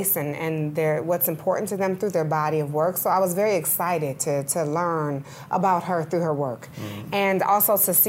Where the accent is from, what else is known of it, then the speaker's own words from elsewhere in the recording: Detroit, Michigan, United States; my hometown because I'm from Detroit, Michigan.